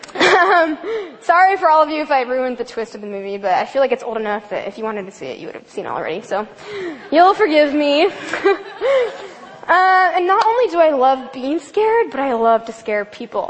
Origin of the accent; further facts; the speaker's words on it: Olympia, Washington, United States; I grew up in Olympia, O-Town represent